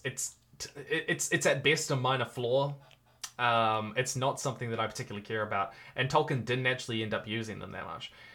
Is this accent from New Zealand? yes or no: yes; New Zealand; I'm a New Zealander at heart. I love living here. It is my home.